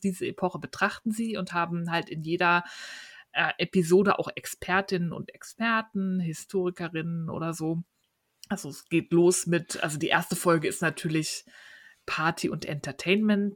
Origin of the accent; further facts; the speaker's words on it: Berlin, Germany; Berlin, meine Heimatstadt